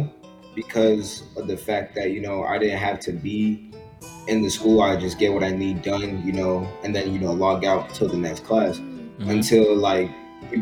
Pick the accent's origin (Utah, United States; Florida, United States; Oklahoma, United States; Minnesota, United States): Florida, United States; Lake Worth; moved away as an adult; now in Revere, United States; I was born and raised in Lake Worth. I just moved to Revere like a year ago